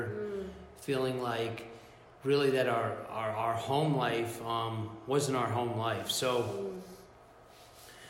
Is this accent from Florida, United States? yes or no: yes; South Florida, United States; I was born and raised in South Florida